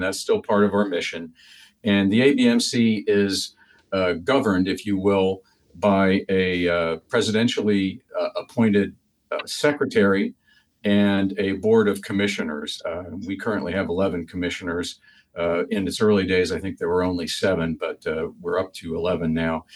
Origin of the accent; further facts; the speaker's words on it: Falls Church, Virginia, United States; moved away as an adult; also born or lived in Washington, D.C. / Vermont; I grew up in predominantly in Falls Church, Virginia